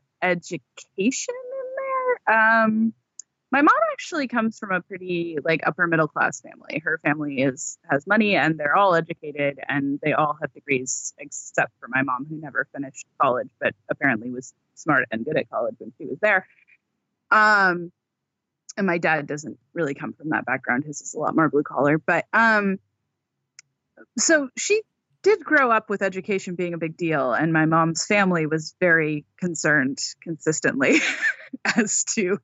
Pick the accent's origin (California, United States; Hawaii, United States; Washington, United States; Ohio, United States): Washington, United States; Seattle; I was born and raised in Washington State, still here. Born in Seattle.